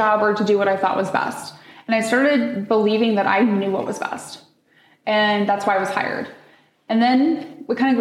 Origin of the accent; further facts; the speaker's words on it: Midwest, United States; I grew up in the Midwest